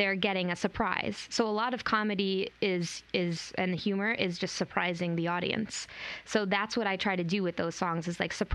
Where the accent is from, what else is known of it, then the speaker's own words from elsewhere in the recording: Griswold, Connecticut, United States; I grew up in Connecticut, in Griswold, Connecticut, on a farm.